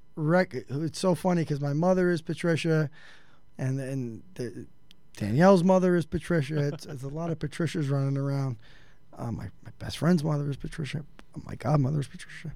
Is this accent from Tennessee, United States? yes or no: no; New York City, New York, United States; I'm from New York City